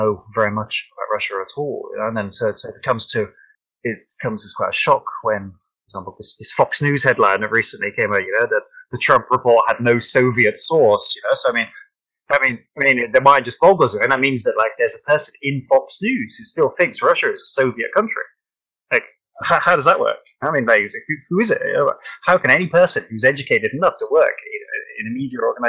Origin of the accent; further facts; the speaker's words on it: United Kingdom; I'm British and I've never even been to America